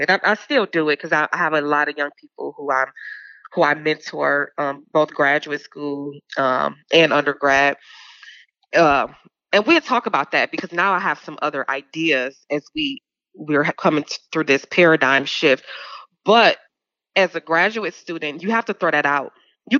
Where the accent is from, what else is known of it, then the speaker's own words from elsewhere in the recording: Georgia, United States; you from North Carolina, I'm from Georgia, you have these mounds that they don't teach us about